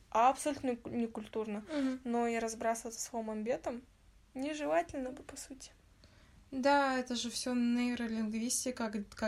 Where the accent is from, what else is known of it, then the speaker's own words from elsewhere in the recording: Kazakhstan; Мы все казахи, но мы можем обзывать другого мамбетом просто из-за того, что он разговаривает на родном языке.